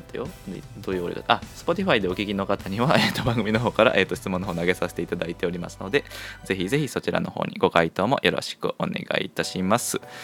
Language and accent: Japanese; Kochi, Japan; 地元高 知県でしてね